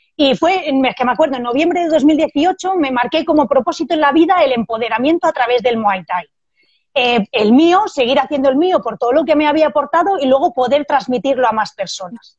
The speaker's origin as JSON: {"language": "Spanish", "town": "Barcelona", "region": "Catalonia", "country": "Spain", "tie": "born or raised there", "also_born_or_lived": "Madrid", "moved": "as an adult", "lives_now": "Salamanca, Spain", "said": "yo soy de Barcelona"}